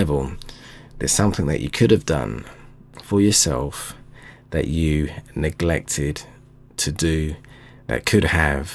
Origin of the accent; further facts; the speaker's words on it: London, United Kingdom; my hometown London